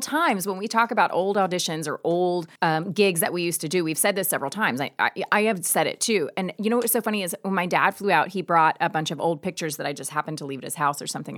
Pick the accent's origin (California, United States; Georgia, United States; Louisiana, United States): Georgia, United States; moved away; I am from Georgia